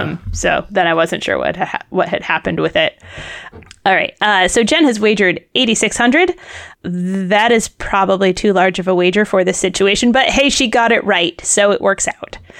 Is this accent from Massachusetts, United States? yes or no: yes; Massachusetts, United States; I'm from Massachusetts